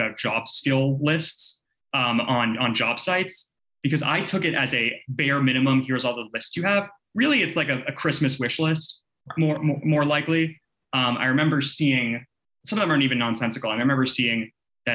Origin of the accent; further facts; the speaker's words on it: Boston, Massachusetts, United States; now in Washington, D.C., United States; where I grew up in Boston